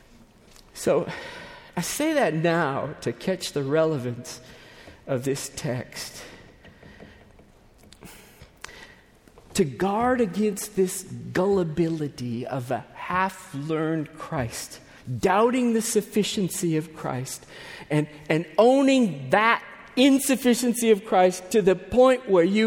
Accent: United States; we, being these American Gentiles

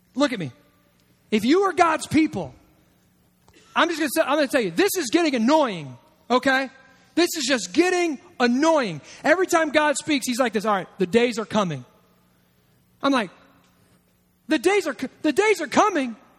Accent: United States; as an American

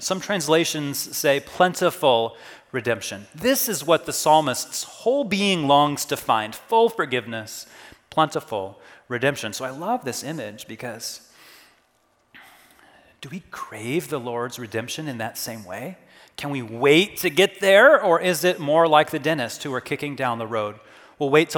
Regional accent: Kansas, United States; Growing up in Kansas, we took a lot of road trips for vacation

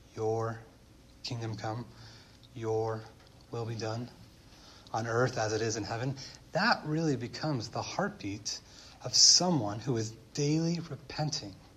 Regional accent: United States

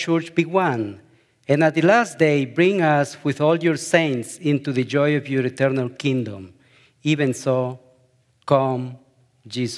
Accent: El Salvador; moved away as an adult; My wife, Karen, and I, we come from El Salvador, and we've been living in this beautiful town for close to 10 years.

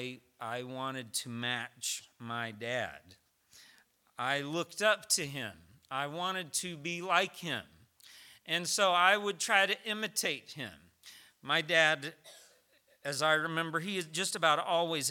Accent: Tennessee, United States; moved away; I'm from Tennessee

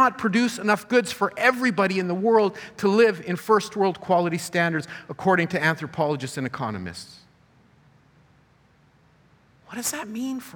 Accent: Canada; My parents immigrated from South America and I was born here.

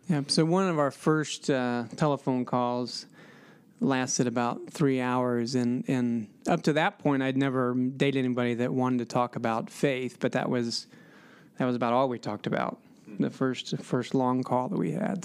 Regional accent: Columbus, Ohio, United States; moved away as an adult; also born or lived in Atlanta, Georgia / Greenville, South Carolina; now in West Lafayette, United States; I'm originally from Columbus, Ohio

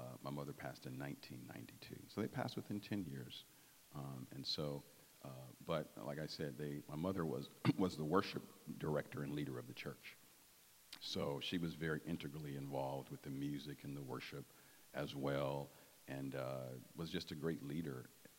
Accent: Detroit, Michigan, United States; growing up in Detroit

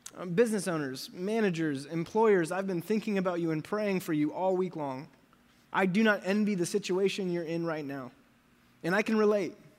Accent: United States; I am American

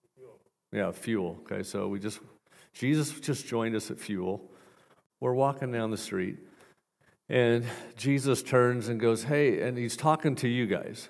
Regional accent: Portland, Oregon, United States; moved away; I'm from Portland, Oregon originally

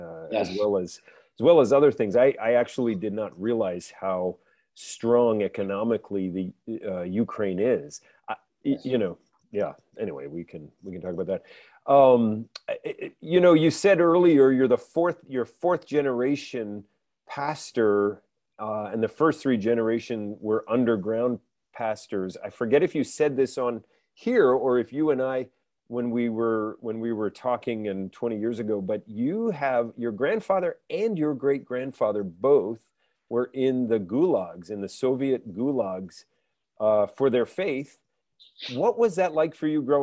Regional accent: Canada; I'm Canadian

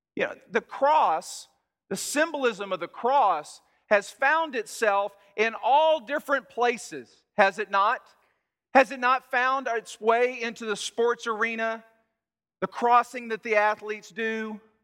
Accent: Texas, United States; I'm from Texas

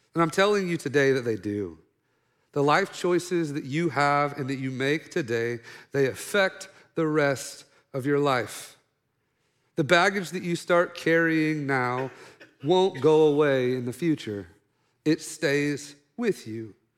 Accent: Oklahoma, United States; I'm from Oklahoma, redneck

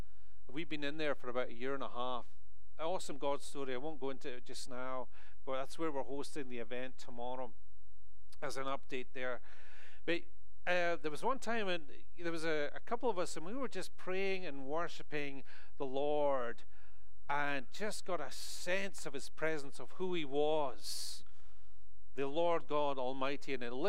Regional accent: Scotland, United Kingdom; moved away as an adult; now in United States; especially as a Scotsman coming into this country, and I've been here for over 13 years now, you know, I go back home, people think I'm American. They do. They think I've lost my accent so much.

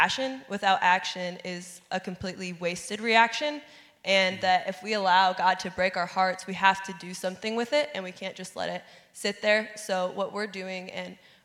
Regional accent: Fort Wayne, Indiana, United States; moved away as an adult; now in Bloomington, United States; I'm from Fort Wayne, Indiana

